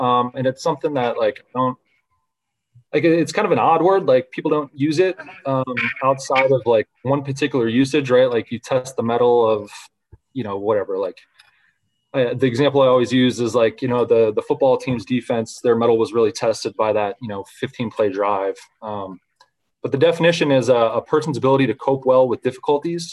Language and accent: English; Central Florida, United States; I grew up in Central Florida